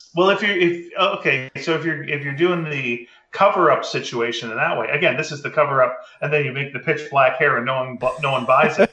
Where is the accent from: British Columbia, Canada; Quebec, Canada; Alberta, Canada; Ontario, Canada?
Quebec, Canada; Montreal; I'm from Montreal